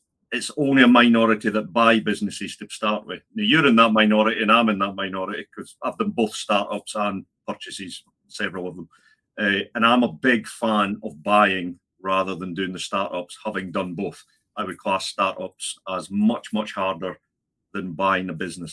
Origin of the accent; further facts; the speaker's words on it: Scotland, United Kingdom; I'm Scottish